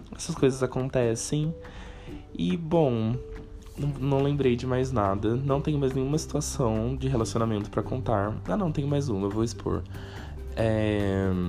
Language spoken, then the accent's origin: Portuguese; Cruzeiro, São Paulo, Brazil; now in São Paulo, Brazil; em 2021 eu passei um tempo na minha cidade natal, nasci né, em Cruzeiro, interior de São Paulo, próximo a Taubaté